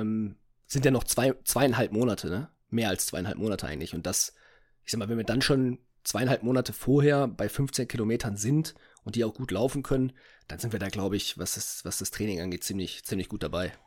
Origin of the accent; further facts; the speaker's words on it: Essen, North Rhine-Westphalia, Germany; bei uns in Essen